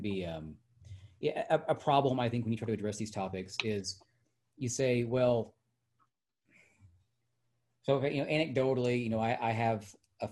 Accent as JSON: {"language": "English", "town": "Hot Springs", "region": "Arkansas", "country": "United States", "said": "I'm from Hot Springs, and that, you know, we are of this state, that we are products of this state"}